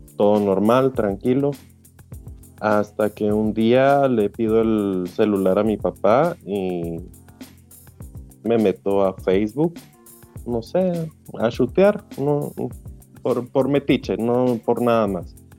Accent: Guatemala; now in Europe; yo soy de Guatemala

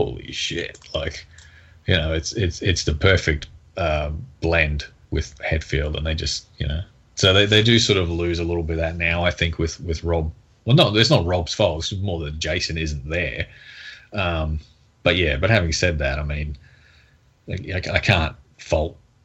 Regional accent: Australia; I'm Australian

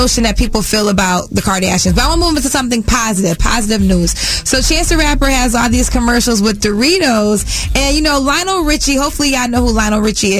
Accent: Connecticut, United States; I'm from Connecticut. I was like the only black girl on a cheerleading team

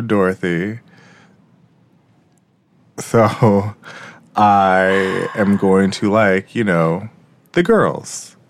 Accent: Jamaica; It's not that I'm white, it's just that I'm Jamaican.

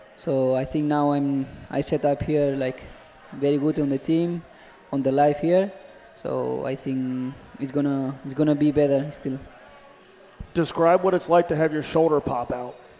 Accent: Catalonia, Spain; now in Cincinnati, United States; My hometown

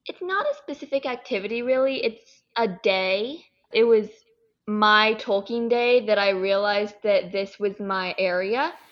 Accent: California, United States; I'm from California

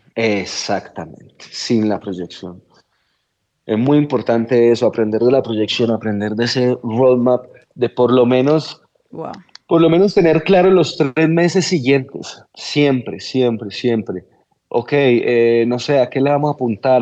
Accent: Colombia; la forma en la que somos los colombianos en general

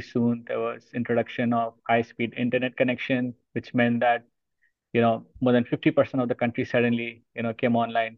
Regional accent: Mumbai, Maharashtra, India; moved away as an adult; now in Mountain View, United States; I've been born and brought up in India, in the city called Bombay

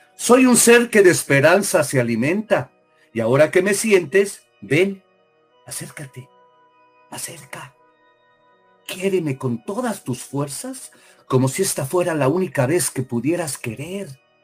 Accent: Mexico; moved away as an adult; now in United States; soy mexicano hasta el día que deje de respirar

